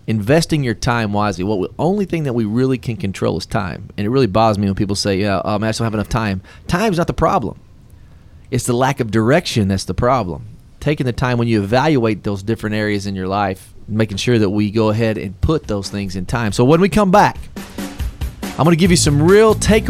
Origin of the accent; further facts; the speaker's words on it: Texas, United States; accent: Texican; my Texican